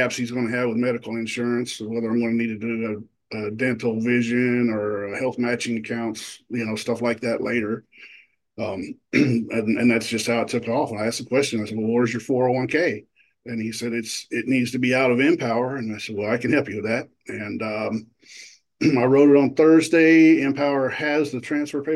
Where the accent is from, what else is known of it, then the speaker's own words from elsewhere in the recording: Indianapolis, Indiana, United States; I'm from Indianapolis